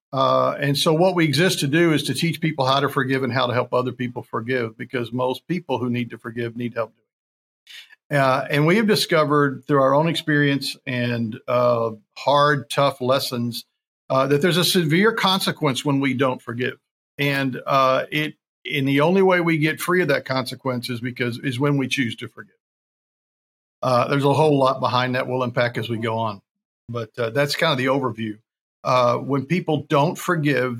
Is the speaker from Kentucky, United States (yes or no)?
yes; Kentucky, United States; also born or lived in Texas; I was born in Texas, but I was raised in Kentucky